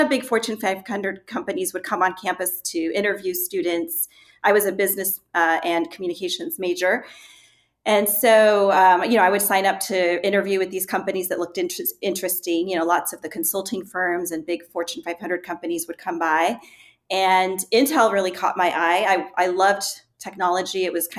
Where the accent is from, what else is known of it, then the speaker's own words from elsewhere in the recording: Chile; also born or lived in Argentina; growing up in Chile during the Pinochet regime, for example, and understanding what it is like to live in a dictatorship.